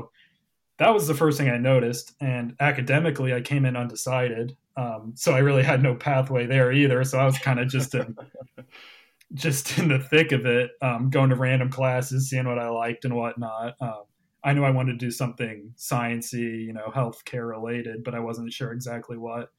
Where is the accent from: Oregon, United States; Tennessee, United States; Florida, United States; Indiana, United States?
Indiana, United States; Zionsville; moved away as an adult; Well, it's your classic suburbia. I'm from a town called Zionsville, Indiana. It's about 20-25 minutes northwest of Indianapolis. So we're right in the sprawl of it all.